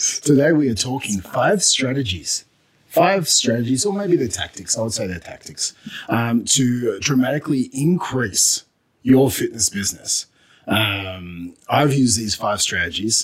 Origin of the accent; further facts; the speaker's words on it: Australia; now in Canada; I had an accent. I was from Australia.